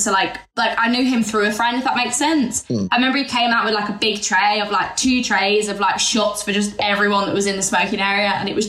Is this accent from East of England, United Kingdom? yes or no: no; Derby, East Midlands, United Kingdom; I'm from Derby.